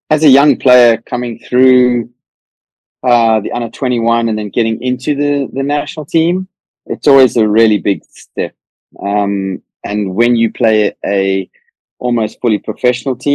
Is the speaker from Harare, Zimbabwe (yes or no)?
yes; Harare, Zimbabwe; Um, yeah, I was born in Harare in in Zim. My parents and grandparents uh, ran a sports shop there called Fulton and Evans